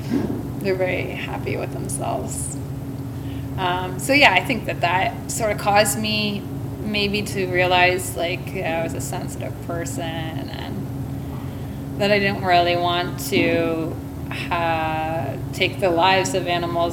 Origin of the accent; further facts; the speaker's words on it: Brantford, Ontario, Canada; also born or lived in Durham, England; I'm from Brantford, Ontario.